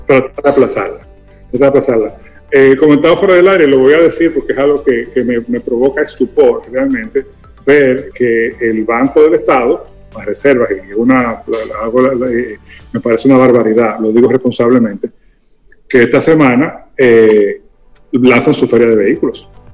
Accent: Dominican Republic

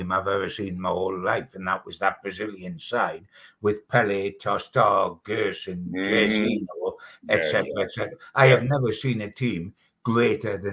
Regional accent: Newcastle upon Tyne, North East England, United Kingdom; I'm English, the same as I'm with Newcastle United because I'm a Geordie

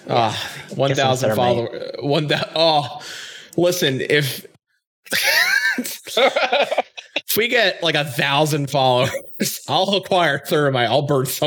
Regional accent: Florida, United States; moved away; Most of you know I'm from Florida

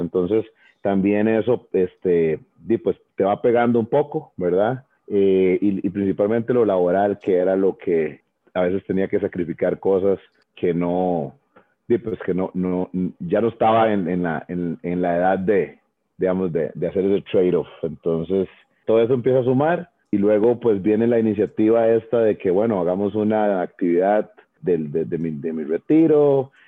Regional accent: Tres Ríos, Cartago, Costa Rica; moved away as an adult; also born or lived in Puebla, Mexico / Nebraska, United States / Miami, United States / Guanacaste; yo soy oriundo de Tres Ríos

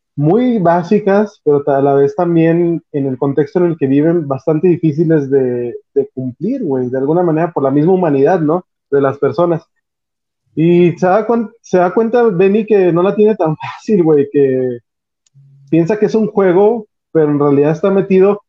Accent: Mexico; nosotros como mexicanos

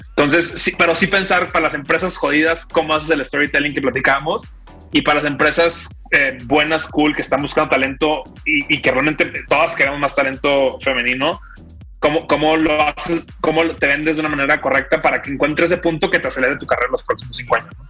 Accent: Monterrey, Nuevo León, Mexico; soy regio

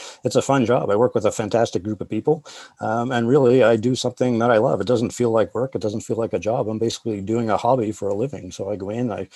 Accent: East Coast, Atlantic Canada, Canada; moved away; I grew up on the East Coast. So there was a giant ocean beside us

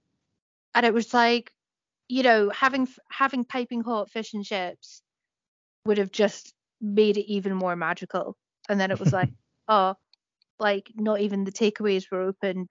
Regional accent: Scotland, United Kingdom; me as a Scot

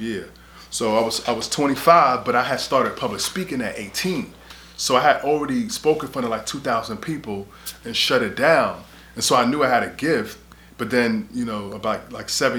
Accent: New York City, New York, United States; growing up in New York City where I'm from

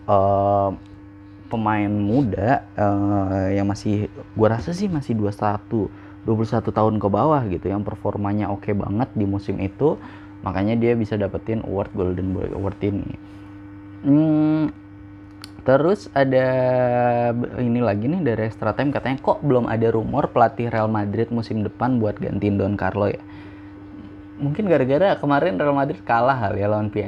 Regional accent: Indonesia; gue yang gede di Indonesia ngelihat yang kayak gitu tuh nggak nggak biasa gitu

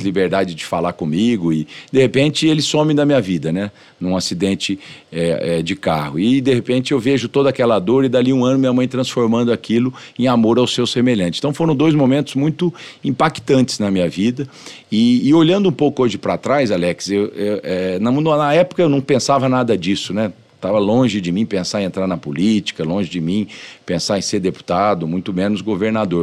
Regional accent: São José do Rio Preto, São Paulo, Brazil; also born or lived in Tanabi; passei a minha infância e adolescência em São José do Rio Preto

